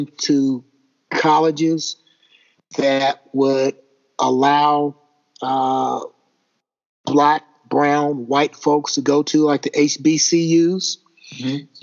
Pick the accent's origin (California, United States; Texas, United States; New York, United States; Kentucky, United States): Kentucky, United States; I love my home state, but that guy is a blight on the state of Kentucky.